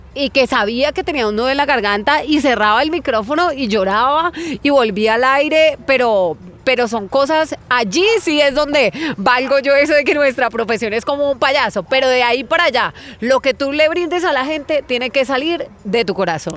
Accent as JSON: {"language": "Spanish", "town": "Florencia", "region": "Caquetá", "country": "Colombia", "tie": "born or raised there", "moved": "yes", "said": "soy de Florencia, Caquetá. Eh, la mayor parte del tiempo viví en finca"}